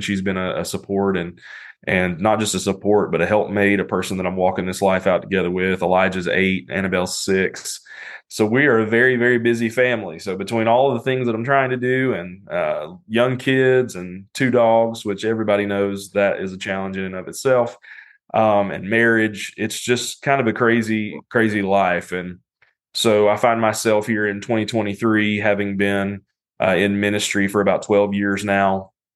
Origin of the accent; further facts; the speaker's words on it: North Carolina, United States; now in Cincinnati, United States; I'm from North Carolina